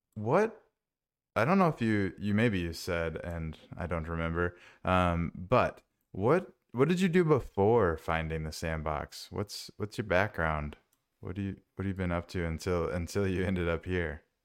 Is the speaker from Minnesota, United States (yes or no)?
yes; Minnesota, United States; I grew up in Minnesota